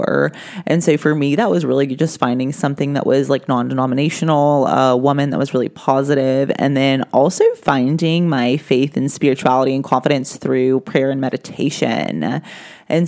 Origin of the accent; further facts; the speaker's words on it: the South, United States; I was raised in the South